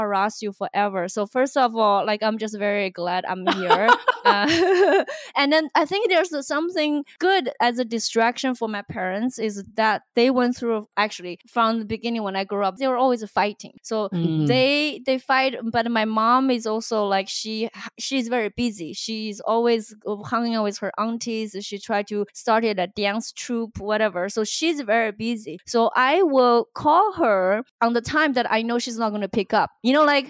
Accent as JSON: {"language": "English", "country": "China", "tie": "born or raised there", "moved": "yes", "lives_now": "United States", "said": "growing up in China"}